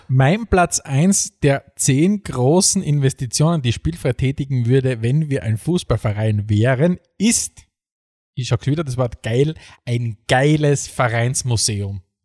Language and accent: German; Eastern Styria, Austria; ich bin nicht aufgewachsen in der Oststeiermark und habe von Beginn an Avocados gekannt